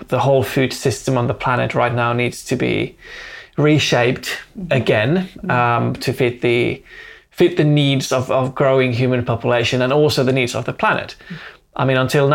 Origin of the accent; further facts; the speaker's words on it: Finland; also born or lived in Helsinki; I live in Helsinki. I'm based there. I'm born and raised in Finland